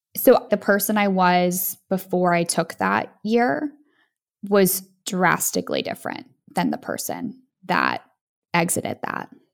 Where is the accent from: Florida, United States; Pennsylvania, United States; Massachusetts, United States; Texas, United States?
Massachusetts, United States; Boston; moved away; I was from Boston, which is similar to, you know, New York